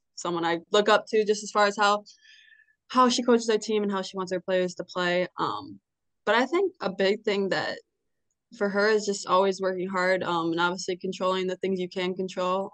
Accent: Stillwater, Minnesota, United States; born or raised there; moved away as an adult; now in Bloomington, United States

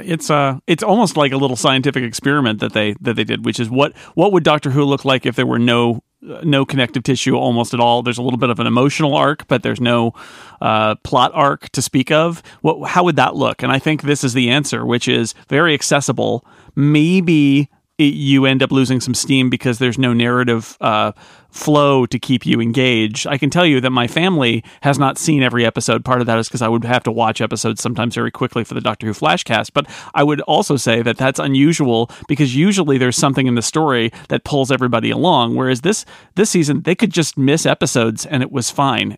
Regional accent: United States; as an American

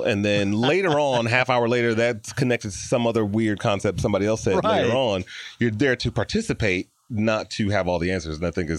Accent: Detroit, Michigan, United States; born or raised there

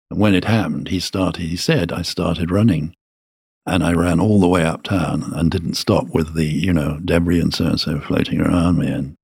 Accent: Birmingham, West Midlands, United Kingdom; I'm from Birmingham and I think it's terrific.

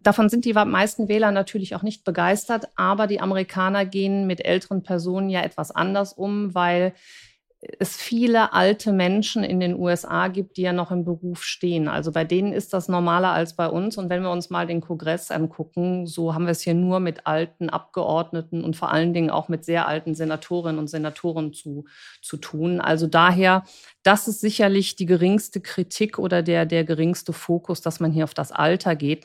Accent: Germany; als ähm, Deutsche

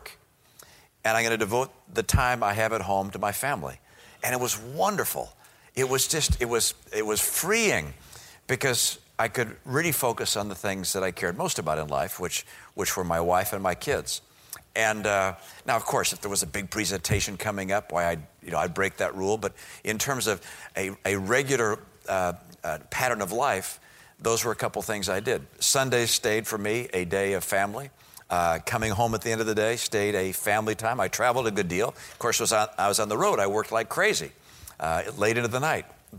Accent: Detroit, Michigan, United States; moved away; I grew up in Detroit

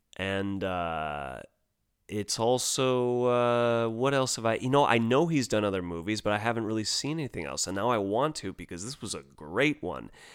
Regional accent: United States; as an American kid

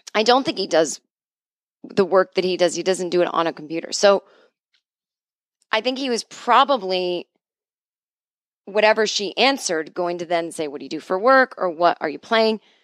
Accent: New England, United States; I grew up in New England

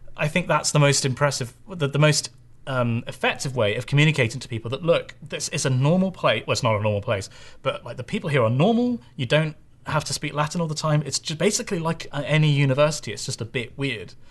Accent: Bristol, South West England, United Kingdom; Bristol is where I'm from

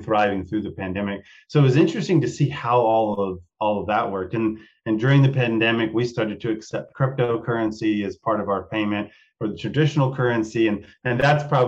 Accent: Texas, United States; from the country where I grew up in Texas

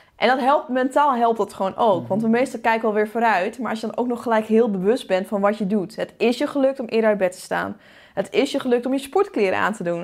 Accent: Netherlands; wij inderdaad als Nederlanders

